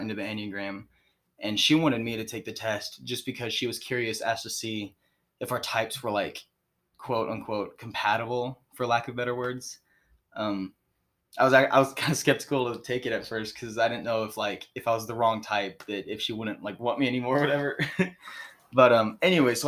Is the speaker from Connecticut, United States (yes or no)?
no; Springfield, Missouri, United States; I'm from right here in Springfield, Missouri